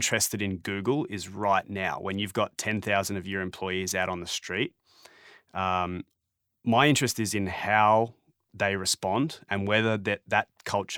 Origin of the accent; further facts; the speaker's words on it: Melbourne, Victoria, Australia; now in Toronto, Canada; I'm from Melbourne and now I live in Toronto